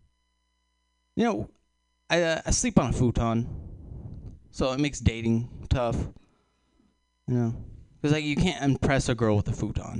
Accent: Texas, United States; I'm from Texas. I am from Texas

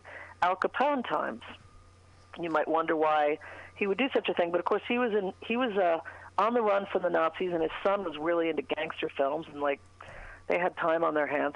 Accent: England, United Kingdom; moved away; I grew up in England in Thatcher's Britain

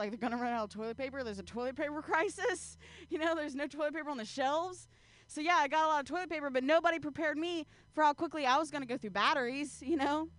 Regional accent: Ohio, United States; Oh man, I'm from the Midwest, you know. Actually, I'm from Ohio, and there's nothing west about it if you look at a map.

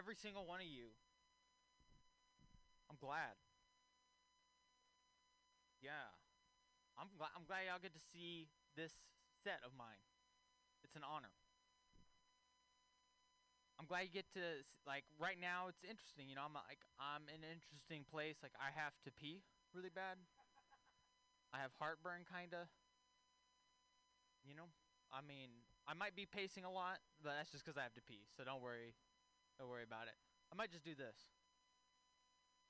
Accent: Texas, United States; moved away; I'm from Texas originally

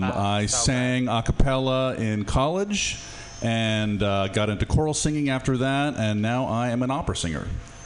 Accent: New Orleans, Louisiana, United States; born or raised there; now in San Francisco, United States

